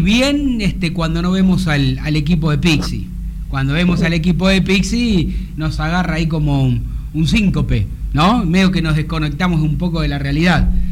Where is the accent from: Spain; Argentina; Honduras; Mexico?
Argentina; Buenos Aires; crié en Villa Solati, tengo muchísimos amigos paraguayos